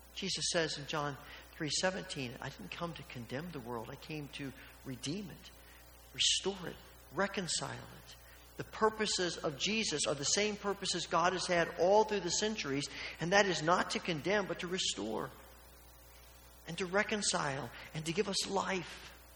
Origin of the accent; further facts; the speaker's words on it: Evansville, Indiana, United States; when I was a child growing up in Evansville, Indiana